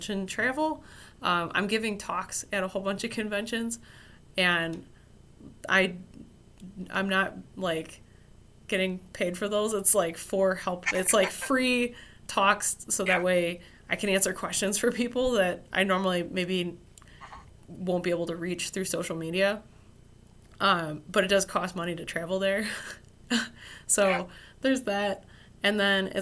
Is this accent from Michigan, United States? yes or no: yes; Motor City, Michigan, United States; Motor City Comic Con, so it's my hometown convention.